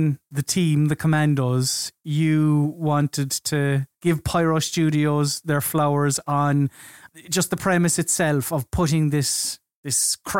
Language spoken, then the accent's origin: English; Ireland; as an Irishman